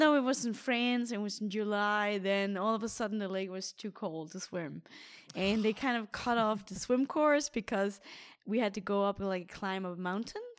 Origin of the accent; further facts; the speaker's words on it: Denmark; my triathlon club in Denmark, in my hometown